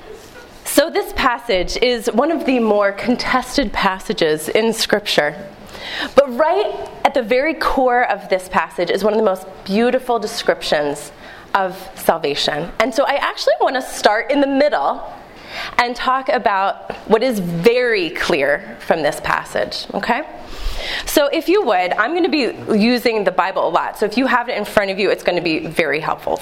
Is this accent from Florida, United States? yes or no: no; Philadelphia, Pennsylvania, United States; also born or lived in Delaware County, Pennsylvania; I'm a Philadelphia native. In fact, I was born in Delaware County